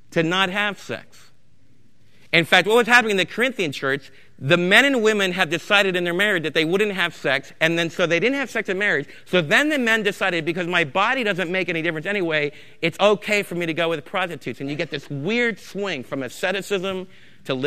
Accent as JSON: {"language": "English", "country": "United States"}